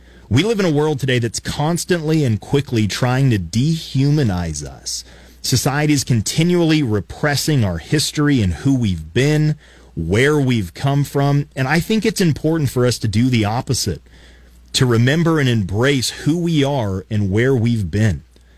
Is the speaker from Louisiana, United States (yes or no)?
no; Colorado Springs, Colorado, United States; I grew up in Colorado Springs, just a couple of miles from Garden of the Gods, those beautiful red rock sculptures in Colorado Springs, Colorado.